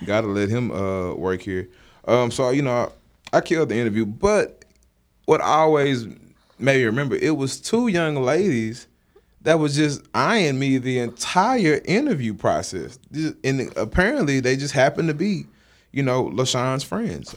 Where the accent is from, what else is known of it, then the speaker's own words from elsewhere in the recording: Dallas, Texas, United States; moved away; also born or lived in Jackson, Mississippi; Dallas, where I'm originally from